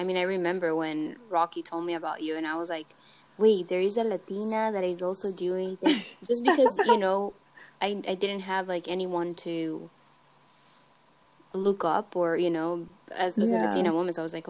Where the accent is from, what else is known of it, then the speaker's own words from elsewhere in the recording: San Salvador, El Salvador; moved away as an adult; I'm from the capital, San Salvador.